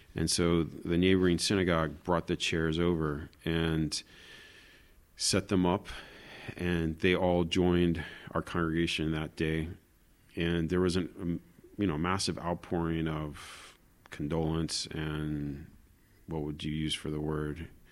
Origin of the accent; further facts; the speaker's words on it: Florida, United States; moved away as an adult; also born or lived in Jerusalem; now in Israel; I'm originally from Florida